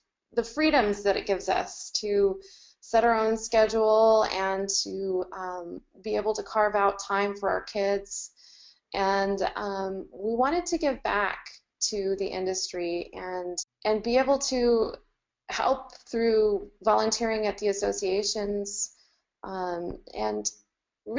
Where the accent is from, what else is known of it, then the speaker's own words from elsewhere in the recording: Camp Verde, Arizona, United States; also born or lived in Phoenix, Arizona; I was born in Phoenix, and we moved out of that area when I was 6, so I've been in the Camp Verde area for a long time.